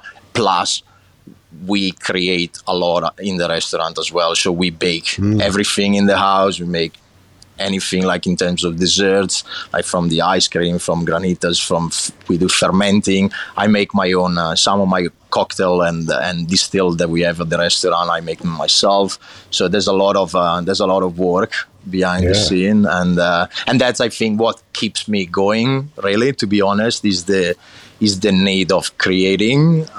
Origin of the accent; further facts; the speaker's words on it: Lombardy, Italy; English is a second language; So I grew up in a little town in the province of Brescia, in the north of Italy, so basically right in the middle of the north, in between Milan and Venice.